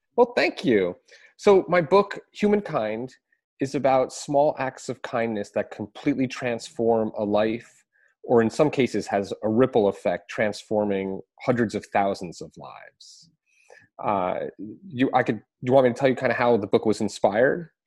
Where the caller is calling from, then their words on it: Philadelphia, Pennsylvania, United States; I'm calling in from Philadelphia